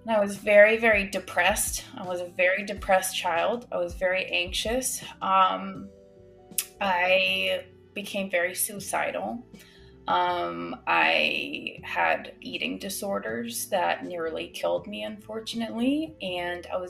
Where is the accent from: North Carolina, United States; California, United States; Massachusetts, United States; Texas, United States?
Massachusetts, United States; now in South Florida, United States; I grew up in Massachusetts.